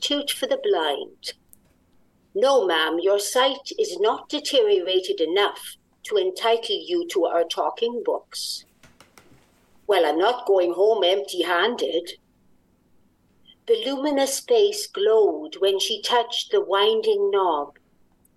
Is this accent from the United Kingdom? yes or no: yes; Wales, United Kingdom; now in Montreal, Canada; I'm originally from Wales.